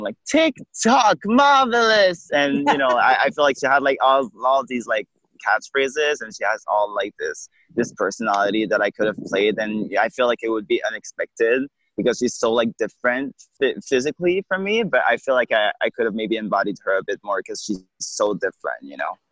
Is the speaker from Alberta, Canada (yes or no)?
no; Quebec City, Quebec, Canada; now in Montreal, Canada; I'm from Quebec City